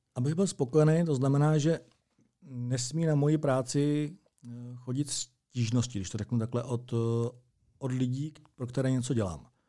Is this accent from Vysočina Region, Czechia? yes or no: no; Strakonice, South Bohemian Region, Czechia; moved away as an adult; now in Plzeň, Czech Republic; narodil jsem se ve Strakonicích, absolvoval jsem tam základní a střední docházku, to znamená základní školu a gymnázium